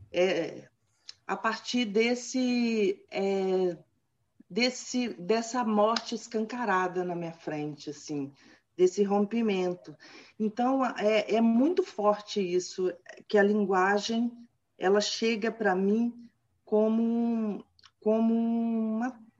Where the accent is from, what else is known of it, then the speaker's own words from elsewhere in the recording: Cataguases, Minas Gerais, Brazil; Eu nasci, não nasci em Cataguases, mas fui registrada em Cataguases. Fui para lá com dois anos de idade. Mas Cataguases é a minha cidade natal.